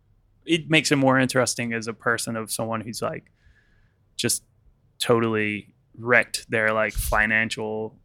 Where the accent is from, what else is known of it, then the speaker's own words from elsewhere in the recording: United States; now in United Kingdom; I'm from America